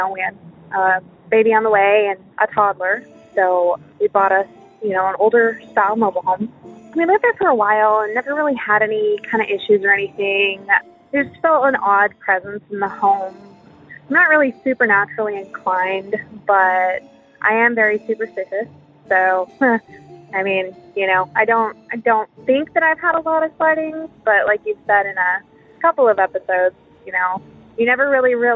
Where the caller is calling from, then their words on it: Texas, United States; I'm calling from Texas